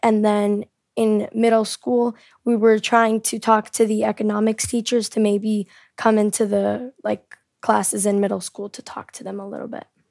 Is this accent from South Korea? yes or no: yes; South Korea; also born or lived in California, United States; I'm from America. I was born in California, but I lived most of my life in South Korea.